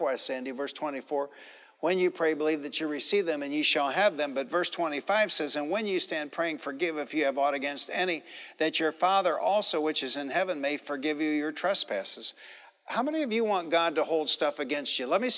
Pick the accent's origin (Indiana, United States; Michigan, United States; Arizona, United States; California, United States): Michigan, United States; Detroit; I grew up in Detroit